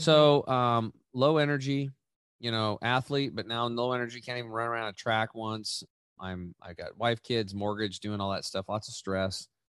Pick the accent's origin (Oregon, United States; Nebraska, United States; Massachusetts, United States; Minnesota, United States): Oregon, United States; Eastern; I grew up in Eastern Oregon. I'm back home now